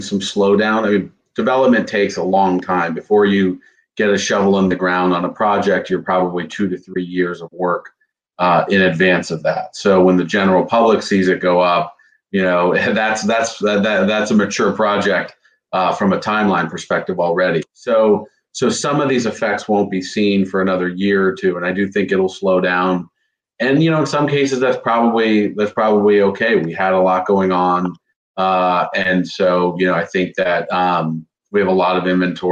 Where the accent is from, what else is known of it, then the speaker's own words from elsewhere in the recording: Fort Lauderdale, Florida, United States; also born or lived in North Carolina / New York; I grew up in Fort Lauderdale, product of Broward schools